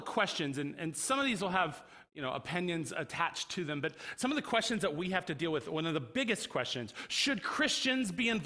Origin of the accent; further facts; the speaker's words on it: DeLand, Florida, United States; I grew up in Central Florida in DeLand